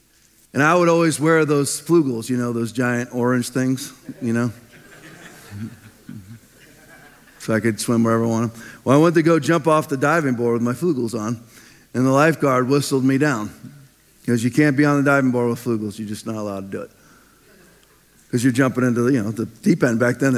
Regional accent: Norfolk, Virginia, United States; now in Florida, United States; I remember when I grew up in Norfolk, Virginia, in Navy. My dad was a naval officer, so it was basically urban naval sprawl, just giant neighborhoods full of Navy personnel.

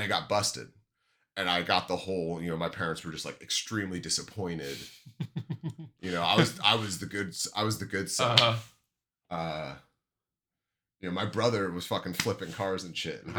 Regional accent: Washington, United States; I grew up in Washington State

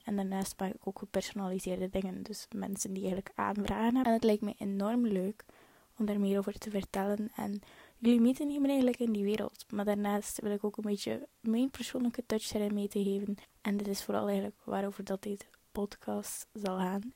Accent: Hulste, West Flanders, Belgium; accent: West Flemish; ik ben afkomstig van Hullegem. Hullegem dat ligt eigenlijk een beetje langs de kanten van Kortrijk, West-Vlaanderen. Dat zal je waarschijnlijk wel nog beginnen horen aan mijn West-Vlaams accent

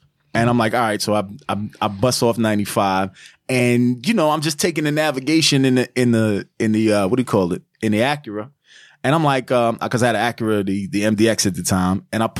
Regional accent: New York, United States; I'm from New York.

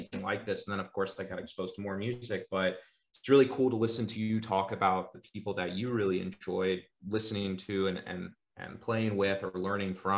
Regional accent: Naples, Florida, United States; I grew up in South Florida

